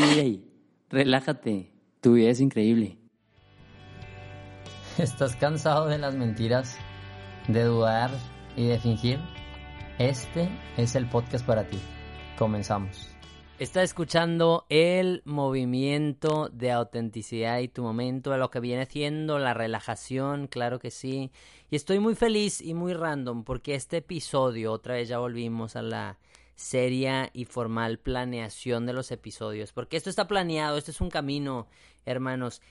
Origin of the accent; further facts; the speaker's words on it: San Pedro Garza García, Nuevo León, Mexico; Yo soy de Monterrey, Nuevo León, México, y en específico de un municipio que se llama San Pedro